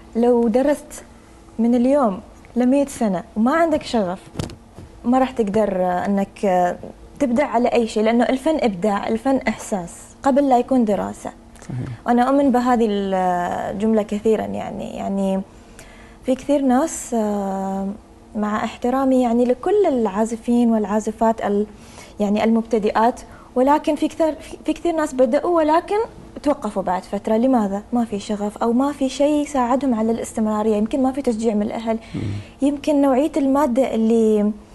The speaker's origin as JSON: {"language": "Arabic", "country": "Oman", "said": "أنا أفتخر فيه كوني عمانية"}